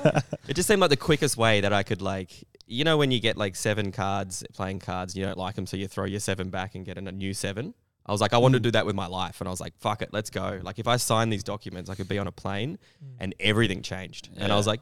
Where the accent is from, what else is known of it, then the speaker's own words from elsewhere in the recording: Perth, Western Australia, Australia; I grew up in Perth, WA